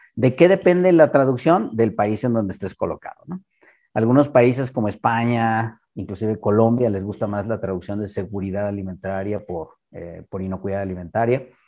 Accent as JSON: {"language": "Spanish", "country": "Mexico", "said": "unos cuantos mexicanos tuvimos"}